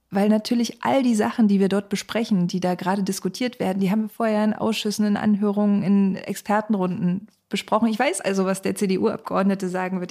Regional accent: Cottbus, Brandenburg, Germany; die direkt gewählte Bundestagsabgeordnete von Cottbus und Spreneiße, meiner Heimat

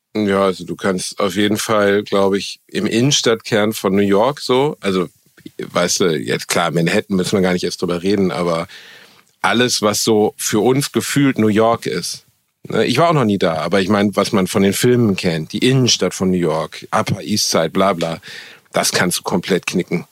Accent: Gelsenkirchen, North Rhine-Westphalia, Germany; moved away as an adult; also born or lived in Dortmund / Osnabrück; ich bin halt in einem Moloch aufgewachsen. So. Gelsenkirchen ist einfach ist nicht schön gewesen, gar nicht

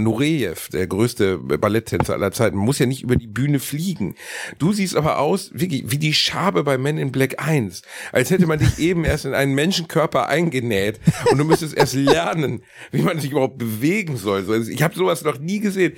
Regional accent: Gelsenkirchen, North Rhine-Westphalia, Germany; ich komme aus Gelsenkirchen, mein Großeltern aus Leverkusen

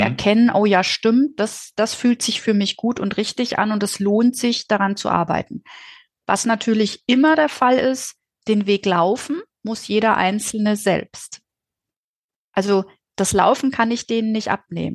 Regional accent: Dorsten, North Rhine-Westphalia, Germany; ich komme aus Dorsten in Nordrhein-Westfalen

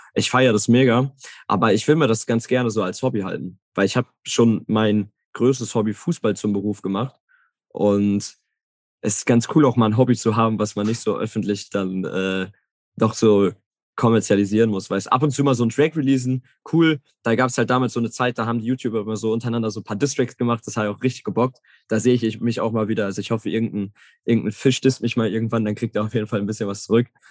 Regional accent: Herne, North Rhine-Westphalia, Germany; Ich komme aus Herne, ist, ist direkt in der Nähe, 20 Minuten

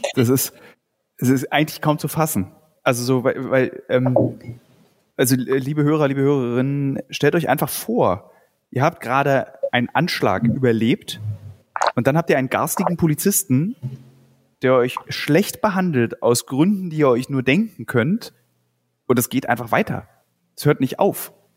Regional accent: Berlin, Germany; Ich bin ja Berliner.

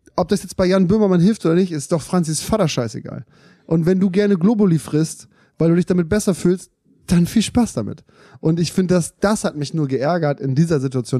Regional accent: Germany; Wir, wir, wir sind in Deutschland aufgewachsen

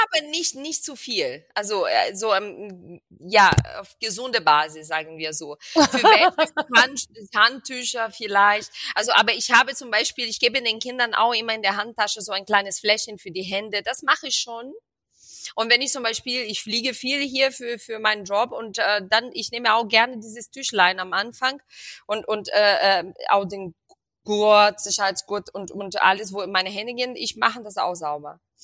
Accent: Rio de Janeiro, Brazil; moved away; ich komme aus Rio und bei uns wird viel ähm, also bei uns gibt es jeden Tag auf dem Teller Reis und Bohnen.

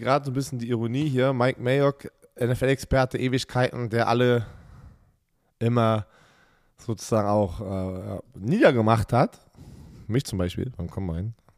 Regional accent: Germany; wir als Deutsche

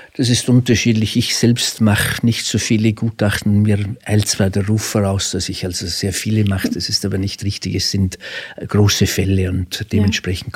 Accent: Frastanz, Vorarlberg, Austria; accent: Alemannic; Sie hören aus meinem Dialekt, ich bin Alemanne

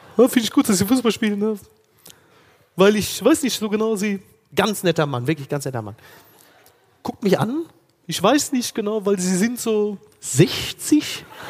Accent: Ruhr area, North Rhine-Westphalia, Germany; moved away; da wo ich herkomme im Ruhrgebiet

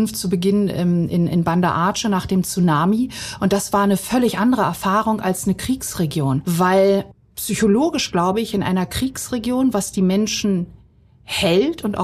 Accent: Bosnia & Herzegovina; now in Germany; zur damaligen Situation meiner Heimat Bosnien.

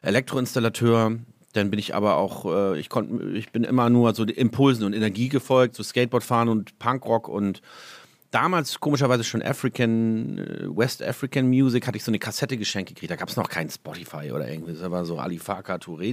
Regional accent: Hamburg, Germany; moved away as an adult; now in Holsteinische Schweiz, Germany; Mein Zuhause, meine Heimat ist Hamburg, äh, da ist mein Zuhause.

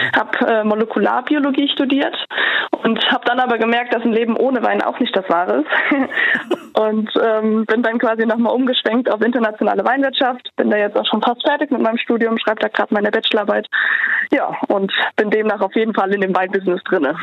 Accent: Oberwesel, Rhineland-Palatinate, Germany; bei uns in Oberwesel

